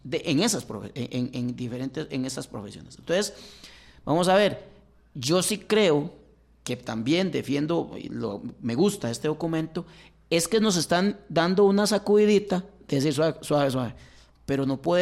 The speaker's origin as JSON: {"language": "Spanish", "region": "Alajuela", "country": "Costa Rica", "said": "yo soy de Alajuela, pero vengo a la Universidad de Costa Rica, en San Pedro de Montes de Oca"}